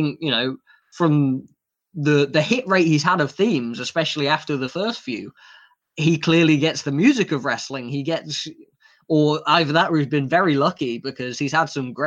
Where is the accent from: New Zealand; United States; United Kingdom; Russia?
United Kingdom; we're British